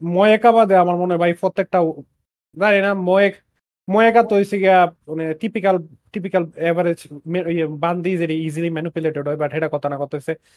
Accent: Bangladesh; এই গরম দেশে জন্মাইয়া বাংলাদেশি বাফ বাংলাদেশি মার কাছে জন্মাইয়া

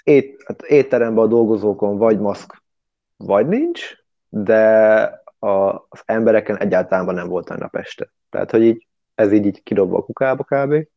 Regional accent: Hungary; moved away as an adult; now in London, United Kingdom; magyar vagyok

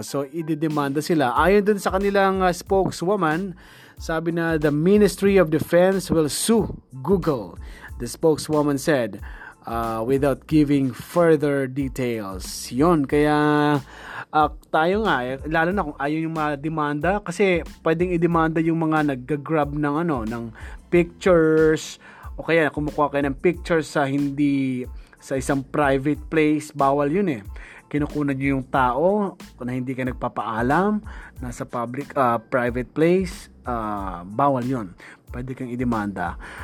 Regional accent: Philippines; bilang Filipino

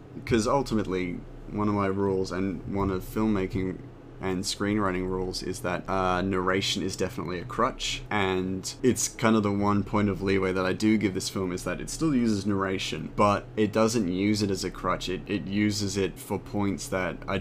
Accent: Australia; as an Australian

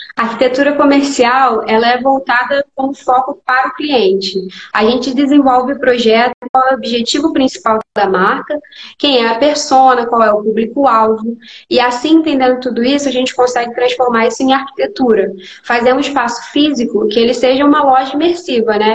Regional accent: Rio de Janeiro, Brazil; hoje eu sou do Rio, né? Sou do Rio de Janeiro

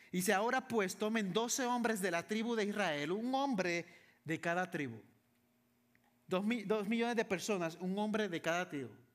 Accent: San Juan, Puerto Rico; Yo soy de Puerto Rico Vivo, crecí, nací en San Juan, Puerto Rico, la capital.

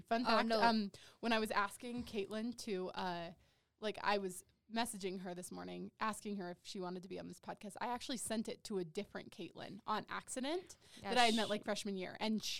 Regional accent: an hour south of Moab, southeastern Utah, United States; moved away; I'm not originally from there, but I've lived there since I was 12.

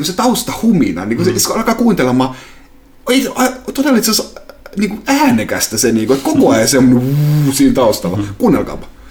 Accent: Salo, Southwest Finland, Finland; moved away; kotopuolessa Salossa

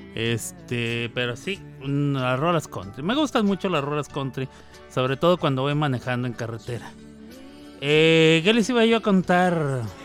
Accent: Chihuahua, Mexico; now in Oklahoma, United States; somos de Chihuahua

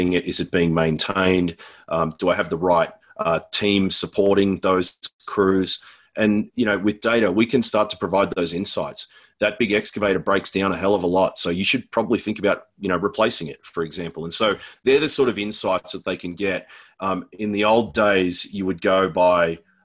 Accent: Australia; moved away as an adult; now in Denver, United States; I'm Australian, but I live in Denver, Colorado.

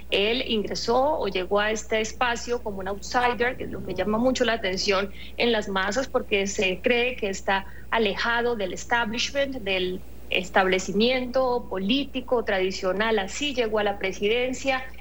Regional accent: Puerto Rico; no, no, yo soy de esa nación. Tú te lo a creer. Yo soy

